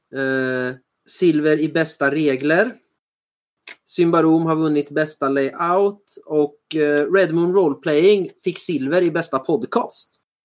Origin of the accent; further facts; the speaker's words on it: Sweden; oss svenskar